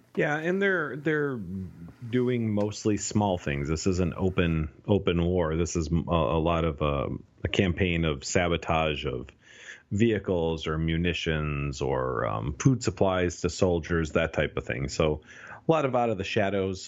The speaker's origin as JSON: {"language": "English", "country": "United States", "tie": "born or raised there", "said": "I was born and raised in the United States, but, but I, I, I grew up with Romanian culture"}